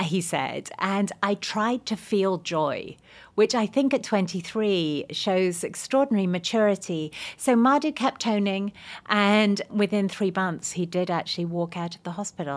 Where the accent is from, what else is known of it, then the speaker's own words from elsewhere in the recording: England, United Kingdom; now in United States; I'm English